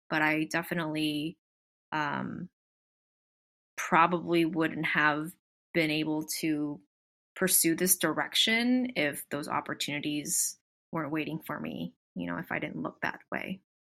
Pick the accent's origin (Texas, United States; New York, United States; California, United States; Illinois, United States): California, United States; Southern; I'm born and raised in Southern California, so yes, I'm definitely from here.